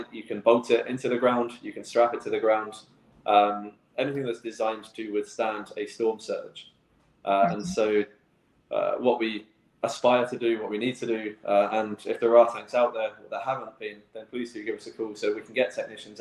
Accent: England, United Kingdom; now in Cayman Islands; Growing up in England

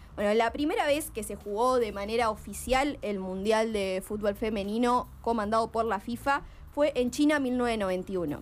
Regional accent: Argentina; como argentinos y argentinas

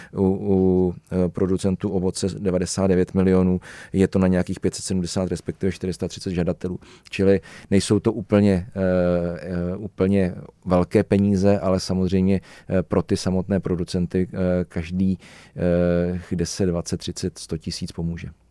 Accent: Czechia; Já jsem třeba ze Železných hor, eh, my jsme medový kraj

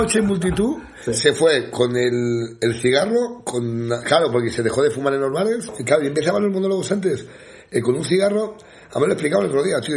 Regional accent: a small village in the Sierra de Madrid, Community of Madrid, Spain; yo en mi pueblo, yo soy un pueblo muy pequeñito de la Sierra de Madrid

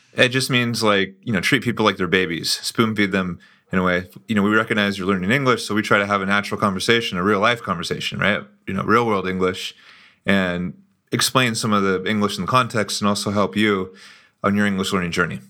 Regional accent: United States; moved away as an adult; now in Brazil; we're both from the United States, but we met and became friends in Brazil, which is where I live now

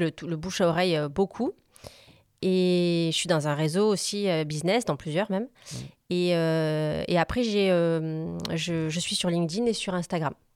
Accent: Montpellier, Occitania, France; also born or lived in Corsica; je suis née à Montpellier. Je suis une vraie

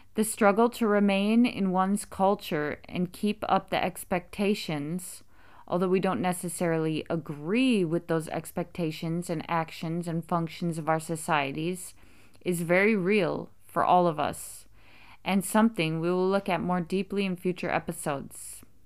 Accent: United States; being American myself

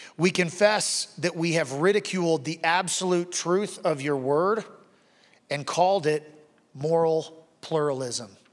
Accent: Wichita, Kansas, United States; I grew up in Wichita, Kansas

